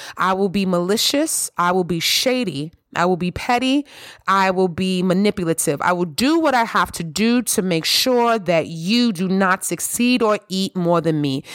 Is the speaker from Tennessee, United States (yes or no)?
no; New York City, New York, United States; I grew up in the Bronx and Harlem